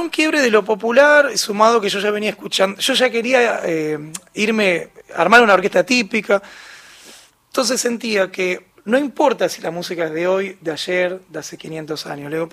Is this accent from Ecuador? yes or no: no; Argentina